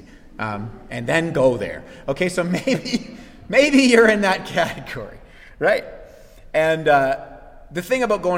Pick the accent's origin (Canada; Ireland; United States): Canada; as Canadian citizens